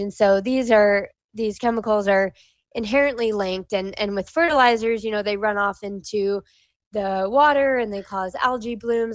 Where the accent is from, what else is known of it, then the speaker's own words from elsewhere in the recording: Hawaii, United States; moved away as an adult; I grew up in Hawaii